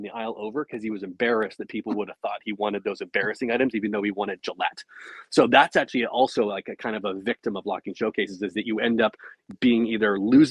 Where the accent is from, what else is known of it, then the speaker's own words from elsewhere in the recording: Canada; I'm Canadian